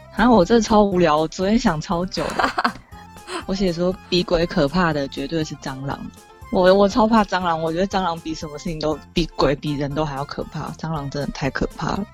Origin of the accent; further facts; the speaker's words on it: Taiwan; 身为一个台湾人